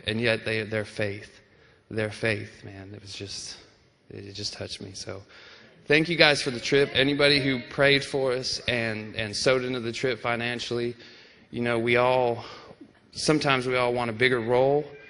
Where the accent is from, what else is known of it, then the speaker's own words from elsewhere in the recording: United States; me as an American